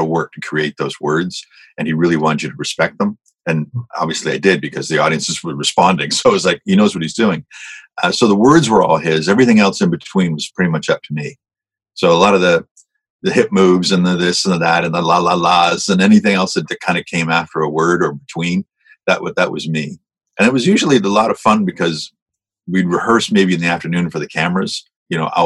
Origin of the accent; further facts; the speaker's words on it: Hamilton, Ontario, Canada; I was from Hamilton, so I grew up watching Smith and Smith